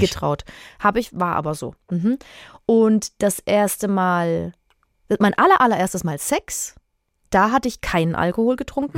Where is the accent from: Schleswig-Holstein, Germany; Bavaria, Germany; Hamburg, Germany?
Bavaria, Germany; Würzburg; Also ich komme aus Würzburg